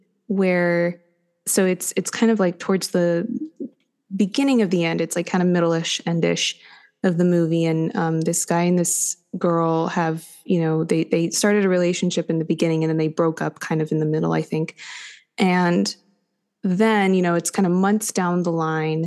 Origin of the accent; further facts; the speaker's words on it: United States; also born or lived in New York; I'm an American